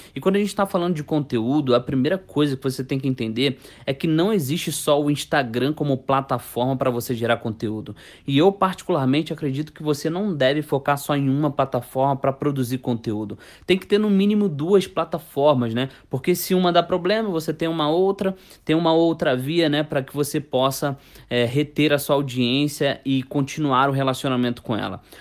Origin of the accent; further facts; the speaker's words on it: Rio de Janeiro, Brazil; eu sou carioca